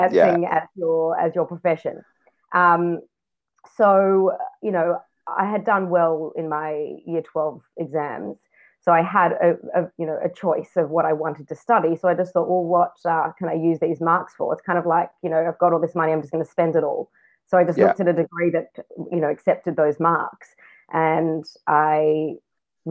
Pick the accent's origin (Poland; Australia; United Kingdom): Australia; Sydney, New South Wales; now in Israel; I was born in Sydney, Australia